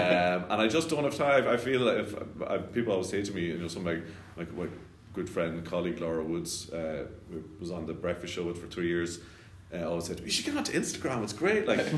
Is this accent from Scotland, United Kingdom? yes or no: yes; Scotland, United Kingdom; born there; So, yeah, I was born in Scotland.